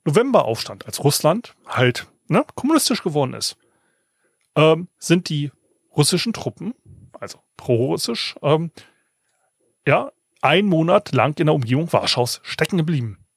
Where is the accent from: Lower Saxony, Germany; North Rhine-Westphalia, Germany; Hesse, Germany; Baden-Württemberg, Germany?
Lower Saxony, Germany; Ich komme ja aus dem Weserbergland, deswegen war ja auch mal die Fulda Gap im so.